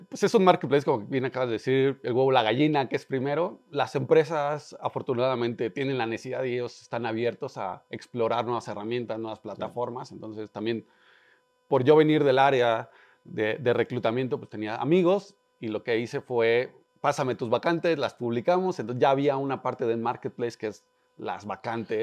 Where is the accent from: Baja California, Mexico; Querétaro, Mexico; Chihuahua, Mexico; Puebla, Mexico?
Querétaro, Mexico; soy un emprendedor, nací en Querétaro